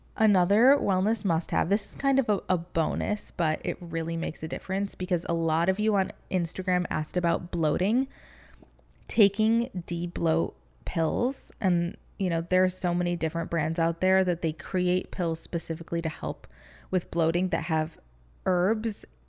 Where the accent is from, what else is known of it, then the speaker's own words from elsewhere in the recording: Michigan, United States; now in Florida, United States; growing up in Michigan